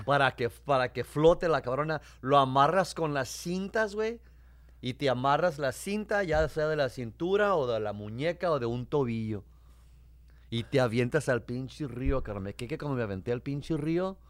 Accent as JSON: {"language": "Spanish", "town": "Tijuana", "region": "Baja California", "country": "Mexico", "tie": "born or raised there", "moved": "yes", "lives_now": "United States", "said": "yo nací, me crié en Tijuana, a cinco cuadras de la frontera"}